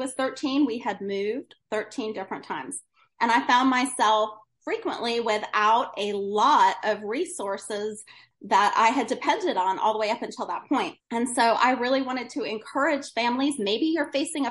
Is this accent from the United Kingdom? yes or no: no; Woodstock, New York, United States; I grew up in Woodstock, New York